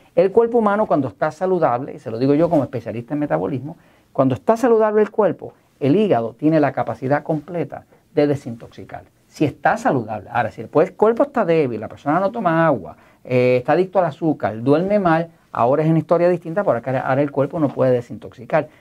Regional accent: Puerto Rico; yo soy de Puerto Rico, soy parte de Estados Unidos

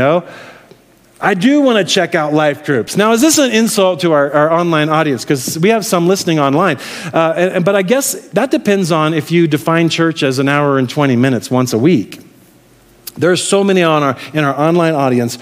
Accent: Midwest, United States; moved away; I'm from the Midwest. I grew up in the Midwest

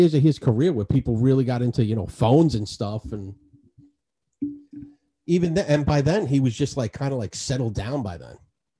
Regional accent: Astoria, New York, United States; I grew up in Astoria.

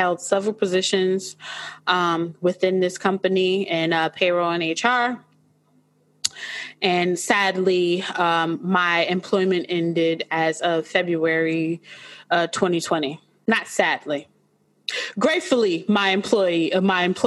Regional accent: Orange, New Jersey, United States; I grew up in Orange, New Jersey

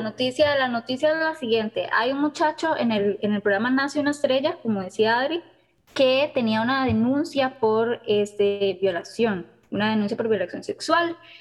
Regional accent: Costa Rica; nosotros como ticos

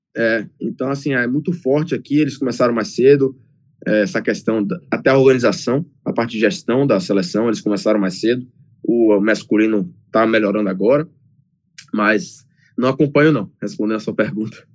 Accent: Salvador, Bahia, Brazil; moved away as an adult; now in United States; eu cresci no Brasil, ali em Salvador

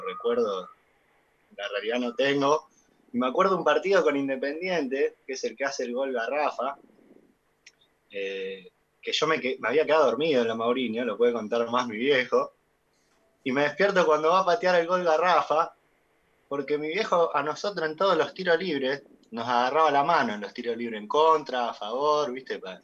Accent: Lanús, Buenos Aires Province, Argentina; yo nací en Lanús

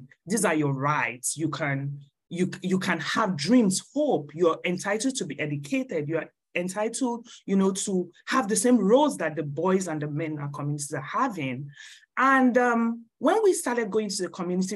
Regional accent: Jos, Plateau, Nigeria; moved away as an adult; now in United States; I was born in Jos and I lived my life in Jos until after my first degree at the University of Jos

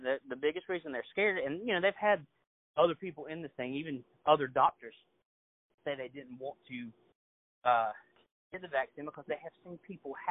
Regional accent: United States; As an American citizen

